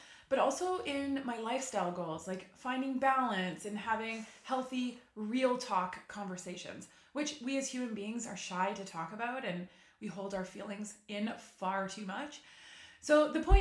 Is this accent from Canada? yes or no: yes; Ottawa, Ontario, Canada; I'm from Ottawa